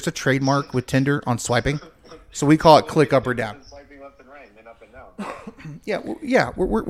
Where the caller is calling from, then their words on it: Sachse, Texas, United States; I'm calling you from the Dallas-Fort Worth hub.